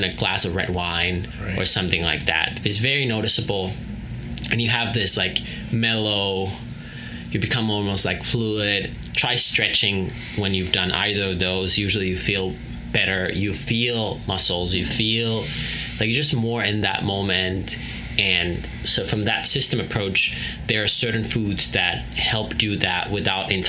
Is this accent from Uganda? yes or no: no; Finland; growing up in Finland at our family farm.